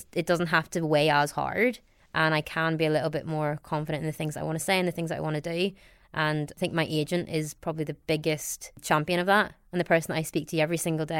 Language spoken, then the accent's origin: English; County Down, Northern Ireland, United Kingdom; accent: Northern Irish; moved away as an adult; also born or lived in London; Although my face is Asian, I sound very much like I'm from County Down